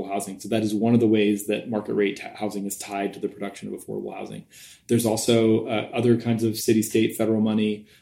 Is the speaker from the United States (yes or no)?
yes; Midwest, United States; moved away as an adult; also born or lived in East Coast / Berkeley; now in San Francisco, United States; I'm from the Midwest originally and went to college on the East Coast